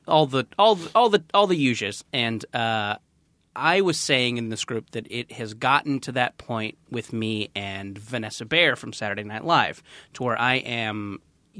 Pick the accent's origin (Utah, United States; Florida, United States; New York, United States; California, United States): California, United States; Mission Viejo; I grew up in Orange County